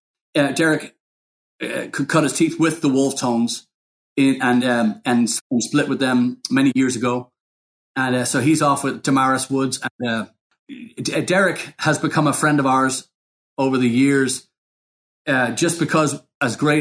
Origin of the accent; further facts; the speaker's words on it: Dublin, Leinster, Ireland; growing up in Dublin